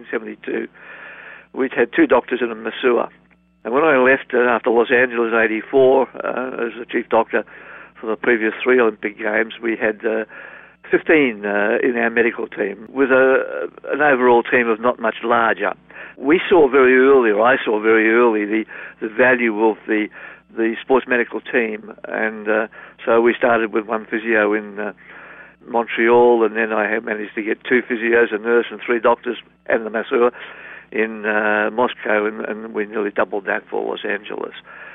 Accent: Perth, Western Australia, Australia; I'm from Perth, Western Australia

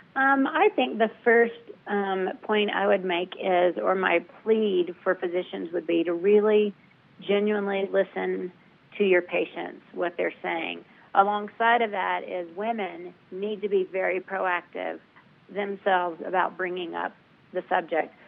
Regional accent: the South, United States; I'm from the South

